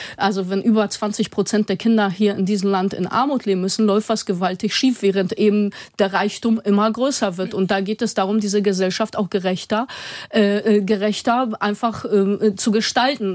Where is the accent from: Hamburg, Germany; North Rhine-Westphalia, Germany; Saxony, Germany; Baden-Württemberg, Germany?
Hamburg, Germany; Osdorfer Born; ich komme zum Beispiel selber aus dem Ostdorfer Born, also keinem reichen Stadtteil